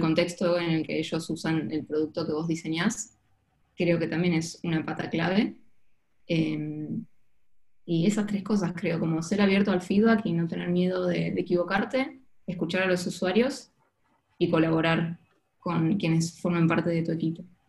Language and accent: Spanish; Ushuaia, Tierra del Fuego, Argentina; moved away as an adult; also born or lived in Buenos Aires / southern Argentina / Barcelona; terminamos viviendo en Ushuaia y Viví en Ushuaia hasta mis 18 años que terminé el colegio